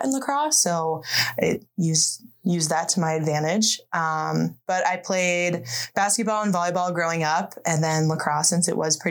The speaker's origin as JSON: {"language": "English", "region": "New Jersey", "country": "United States", "also_born_or_lived": "Milwaukee, Wisconsin / Central Michigan", "moved": "as an adult", "lives_now": "Michigan, United States", "said": "I'm originally from New Jersey"}